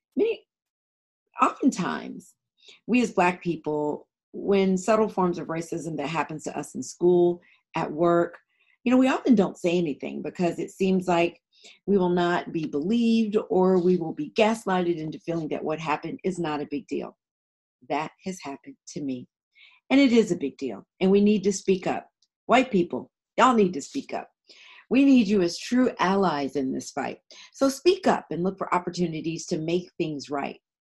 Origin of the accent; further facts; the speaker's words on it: Atlanta, Georgia, United States; also born or lived in North Philadelphia; as an African American, I grew up in Atlanta.